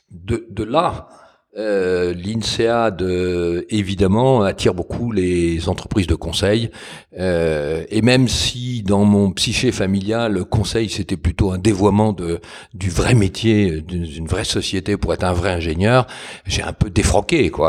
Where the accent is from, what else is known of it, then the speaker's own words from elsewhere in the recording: Paris, Île-de-France, France; moved away as an adult; je suis finalement, euh, d'un point de vue de l'éducation, un pur parisien. J'ai fait euh, toutes mes études et quand j'ai quitté Paris, c'est pour aller à l'étranger. Donc, je, me revendique plutôt parisien, mais j'ai du côté de ma mère des ascendants normands et du côté de mon père des ascendants lyonnais